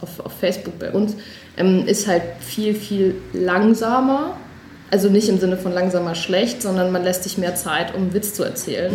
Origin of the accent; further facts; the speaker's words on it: Odenwald, Hesse, Germany; moved away as an adult; also born or lived in Buchklingen; now in Berlin, Germany; ich komme halt aus dem Odenwald, alles sehr bodenständig